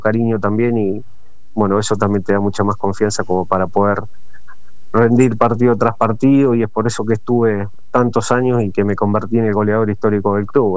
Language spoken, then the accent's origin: Spanish; Coronel Dorrego, Buenos Aires Province, Argentina; moved away; also born or lived in Santa Fe; soy nacido en Coronel Dorrego, provincia de Buenos Aires, cerca de Bahía Blanca.